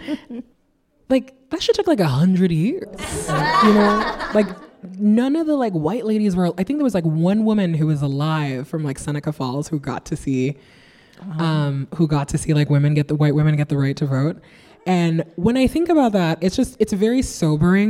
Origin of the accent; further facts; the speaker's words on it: Nigeria; now in New York, United States; I grew up in West Africa under 3 dictatorships